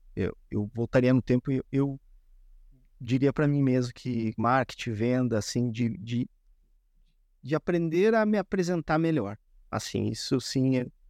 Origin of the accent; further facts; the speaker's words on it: Rio Grande do Sul, Brazil; Como gaúcho, todos os dias, duas vezes por dia, é chimarrão direto